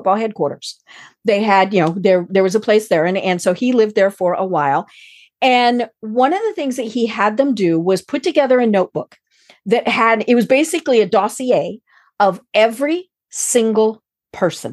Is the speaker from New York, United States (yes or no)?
no; Colorado, United States; moved away; I am from Colorado